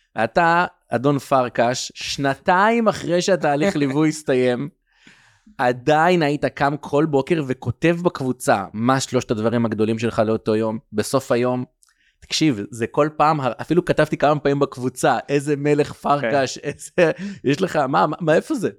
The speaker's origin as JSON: {"language": "Hebrew", "town": "Kiryat Sefer", "country": "Israel", "tie": "born or raised there", "also_born_or_lived": "United States / Tel Aviv", "said": "גדלתי בבית חרדי בארצות הברית, אה, בגיל שמונה עליתי לארץ ועברנו למקום שקוראים לו קריית ספר"}